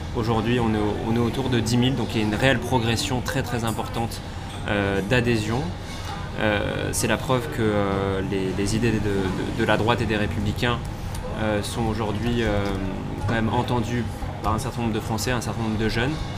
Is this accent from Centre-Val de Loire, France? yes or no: no; Toulouse, Occitania, France; moved away as an adult; now in Paris, France; je suis toulousain à la base